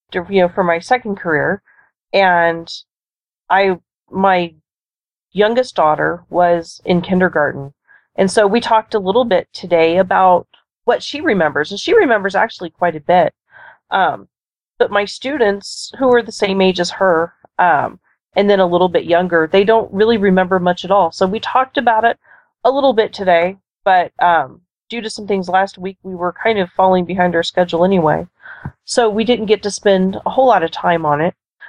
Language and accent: English; Nebraska, United States; Well, obviously, I'm from the Cornhusker State, but I'm in the far western reaches of the state.